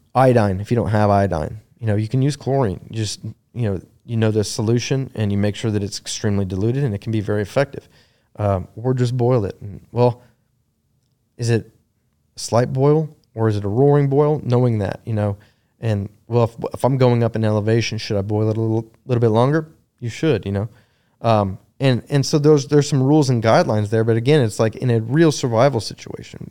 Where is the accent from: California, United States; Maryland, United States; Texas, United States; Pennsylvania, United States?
Texas, United States; moved away as an adult; also born or lived in North Carolina; I'm originally from Texas. I, I, uh, had been gone since oh two.